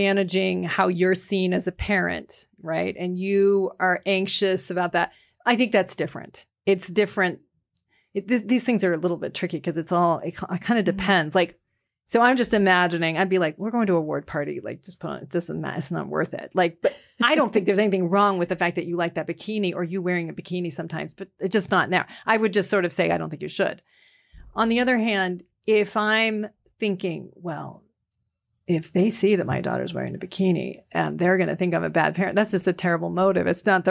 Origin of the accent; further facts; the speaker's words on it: Vermont, United States; now in Illinois, United States; because I grew up in Vermont. I raised my kids in Illinois.